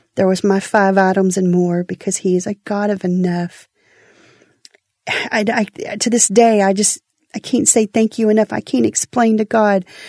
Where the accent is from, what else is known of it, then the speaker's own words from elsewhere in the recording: Houston, Texas, United States; I'm from Houston